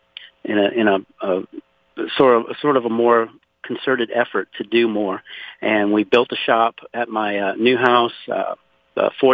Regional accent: Louisiana, United States; now in Conroe, Texas, United States; I was born and raised in Louisiana, actually 60 miles south of New Orleans in a place called Point O'Hash.

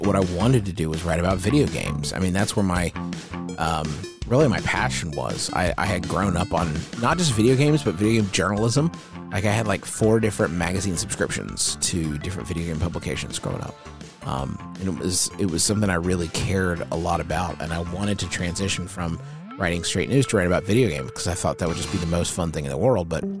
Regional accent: Huntington, West Virginia, United States; It's my hometown here in Huntington, West Virginia

